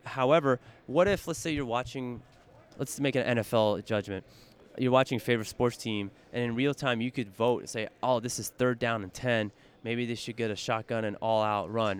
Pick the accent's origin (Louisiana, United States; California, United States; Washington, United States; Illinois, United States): California, United States; San Francisco; I'm fortunate enough to be born and raised in San Francisco in the Bay Area